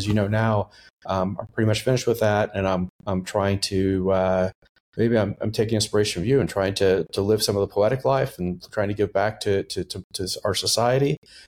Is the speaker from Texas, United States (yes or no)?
yes; Texas, United States; also born or lived in Boston / New York; So I, you know, I grew up mostly in Texas, where I graduated high school.